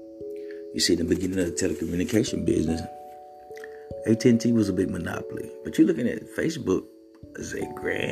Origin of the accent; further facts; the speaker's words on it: Mississippi, United States; I'm from Mississippi, where poverty and being poor is nothing new.